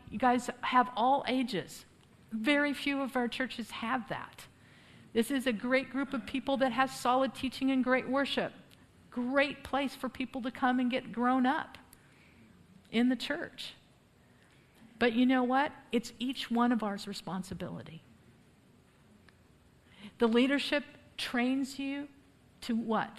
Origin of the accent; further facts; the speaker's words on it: United States; moved away as an adult; now in Poland; I'm the only crazy enough American to live there for almost 20 years